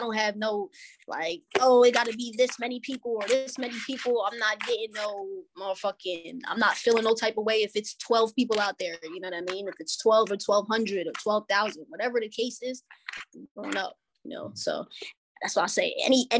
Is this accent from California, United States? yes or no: no; Reading, Pennsylvania, United States; literally born and raised there